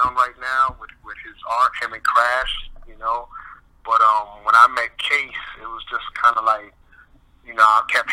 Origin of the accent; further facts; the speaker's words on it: New York City, New York, United States; also born or lived in Bronx, New York; I'm born and raised in Brooklyn, New York, but then I moved to the Bronx